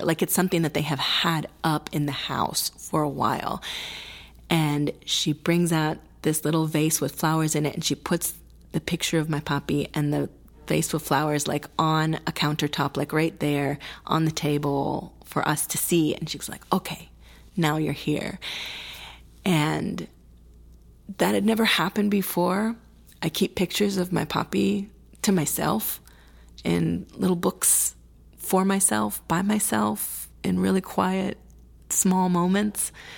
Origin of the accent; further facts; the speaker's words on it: Milwaukee, Wisconsin, United States; first language Spanish; English is a second language; Spanish was my first language with my sister and myself. It, it went that way for a period of time until at our really very sweet kindergarten place called Children's Workshop in Wis-, Milwaukee, Wisconsin